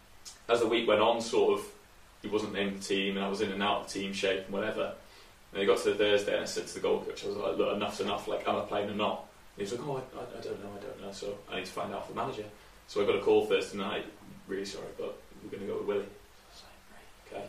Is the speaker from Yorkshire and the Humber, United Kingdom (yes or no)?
no; Shrewsbury, West Midlands, United Kingdom; I'm being from Shrewsbury